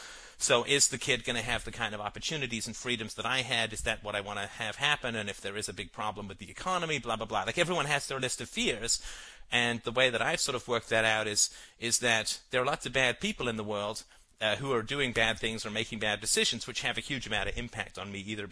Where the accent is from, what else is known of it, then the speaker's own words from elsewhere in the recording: London, United Kingdom; also born or lived in Africa; I grew up in London, and I lived for a little while in Africa, and went to boarding school near Wales.